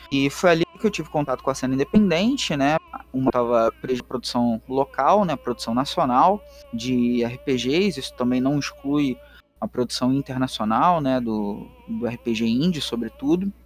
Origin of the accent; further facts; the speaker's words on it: Rio de Janeiro, Brazil; accent: carioca; Eu sou um carioca, é, negro, suburbano, periférico da Zona Norte, aqui no Complexo do Alemão, no Rio de Janeiro